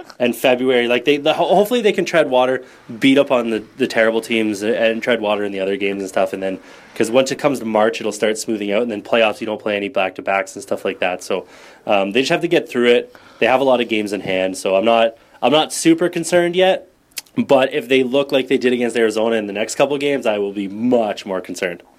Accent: Canada; now in San Jose, United States; I'm Canadian

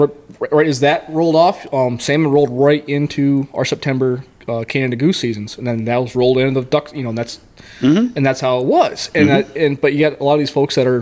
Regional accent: Lake Ontario, New York, United States; now in Arizona, United States; I grew up on Lake Ontario.

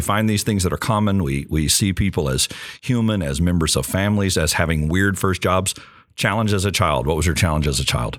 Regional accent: Longview, Texas, United States; Just outside Longview, Texas, small town in East Texas

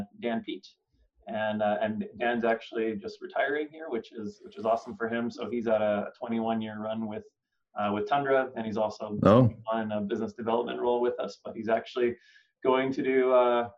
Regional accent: Winnipeg, Manitoba, Canada; moved away as an adult; I was from Winnipeg. That's where all of this happened.

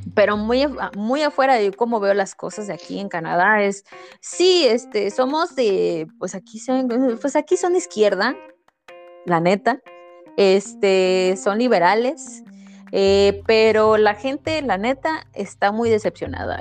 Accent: Veracruz, Mexico; yo soy veracruzana

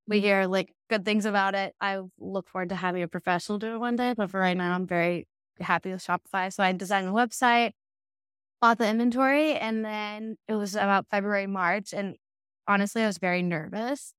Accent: Savannah, Georgia, United States; moved away as an adult; also born or lived in Richmond; now in Austin, United States; I'm from Savannah, it's a pretty small town

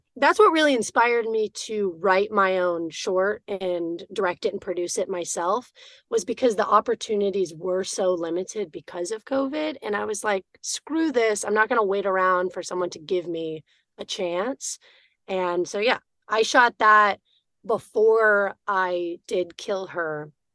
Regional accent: Austin, Texas, United States; I'm from Austin, Texas, originally

